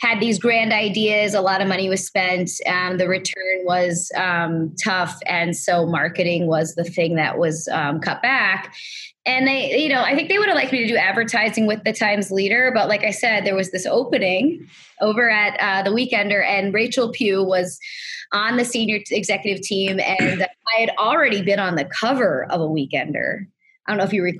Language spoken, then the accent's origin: English; Wilkes-Barre, Pennsylvania, United States; also born or lived in Kingston, Pennsylvania / Bradford County, Pennsylvania; I was born in Wilkes-Barre